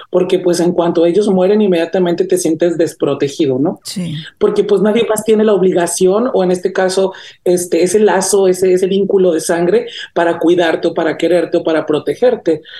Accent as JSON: {"language": "Spanish", "town": "Caracas", "region": "Capital District", "country": "Venezuela", "tie": "born or raised there", "lives_now": "United States", "said": "Que si quiero regresar a mi pueblito este caraqueño o polviento, claro que quiero regresar. O sea, ahorita sí, sí estoy acostumbrado a las comodidades de, de Estados Unidos"}